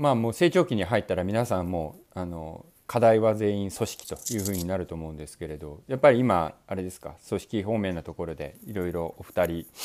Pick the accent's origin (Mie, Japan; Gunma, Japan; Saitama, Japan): Saitama, Japan; 僕は埼玉県民ですけど